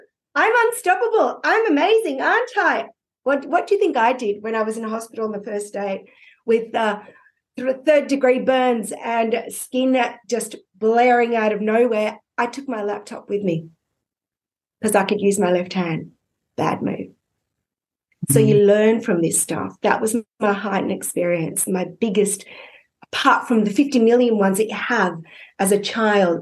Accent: Australia; I'm an Aussie

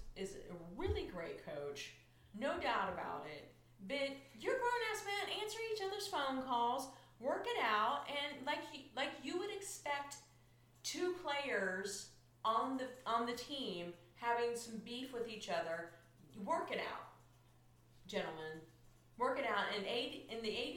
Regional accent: Midwest, United States; growing up in the Midwest

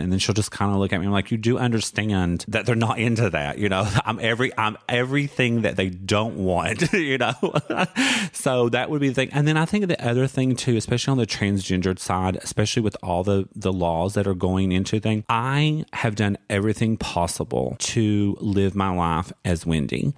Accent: Pikeville, Kentucky, United States; accent: Southern; moved away as an adult; I actually grew up in Eastern Kentucky in a little city called Pikeville.

